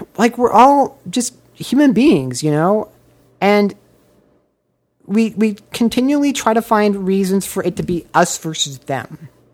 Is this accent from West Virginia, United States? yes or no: no; Omaha, Nebraska, United States; now in Los Angeles, United States; I grew up in the biggest city in Nebraska